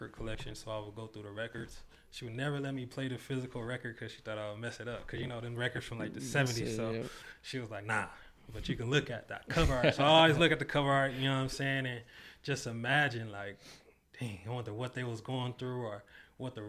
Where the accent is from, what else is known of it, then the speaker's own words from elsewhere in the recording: Long Beach, California, United States; also born or lived in Compton, California; Come from Long Beach, California